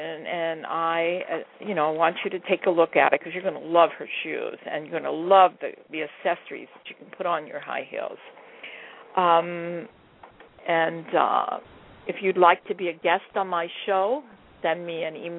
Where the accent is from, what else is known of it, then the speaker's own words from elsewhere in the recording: Hawaii, United States; now in California, United States; I live in California, and I'm originally from Hawaii